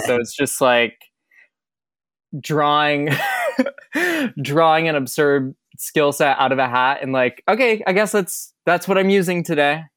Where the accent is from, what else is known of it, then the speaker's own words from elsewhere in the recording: Michigan, United States; moved away as an adult; also born or lived in Boston; I grew up in Michigan.